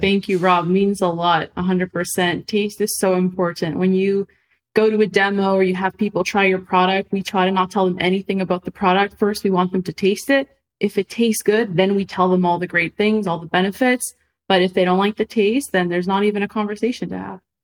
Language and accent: English; Montreal, Quebec, Canada; moved away as an adult; now in Los Angeles, United States; I'm from Canada, from Montreal, right? I moved to Los Angeles